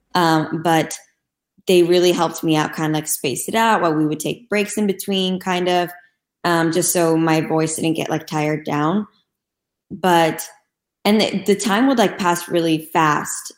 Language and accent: English; Istanbul, Turkey; moved away as an adult; now in Los Angeles, United States; Growing up in Turkey was honestly really amazing.